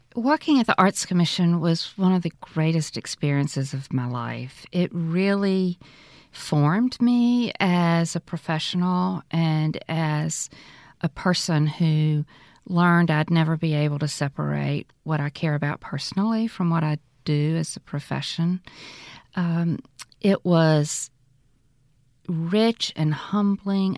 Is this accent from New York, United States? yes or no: no; Greenville, Mississippi, United States; I was born in Greenville, Mississippi, right in the heart of the Delta, um, in a community on the river. It's a really special place to grow up